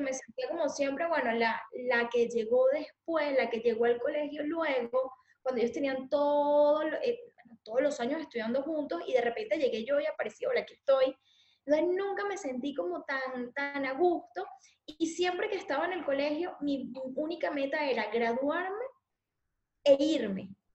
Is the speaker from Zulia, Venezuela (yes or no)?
no; Valencia, Carabobo, Venezuela; accent: Venezuelan; moved away as an adult; also born or lived in San Felipe, Yaracuy, Venezuela; now in Spain; yo nací en Valencia y ahí estuve hasta los 9, 10 años